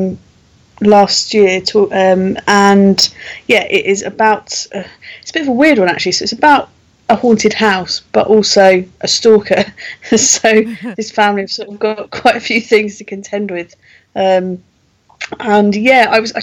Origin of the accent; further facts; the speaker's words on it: London, United Kingdom; moved away as an adult; now in Kent, United Kingdom; I am originally from London